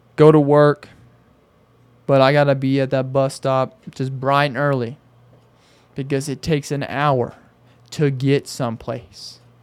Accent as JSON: {"language": "English", "region": "Arkansas", "country": "United States", "also_born_or_lived": "Phoenix area, Arizona", "moved": "as an adult", "lives_now": "Phoenix, United States", "said": "I tell 'em I'm from a small town. I tell 'em I'm from Arkansas."}